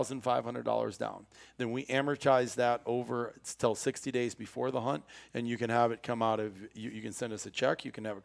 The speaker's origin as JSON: {"language": "English", "country": "United States"}